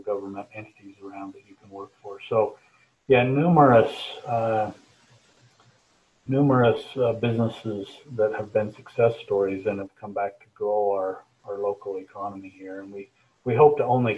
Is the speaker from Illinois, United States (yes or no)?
no; Cache Valley, Utah, United States; I'm from Cache Valley here, and so the valley holds, you know, it's home to me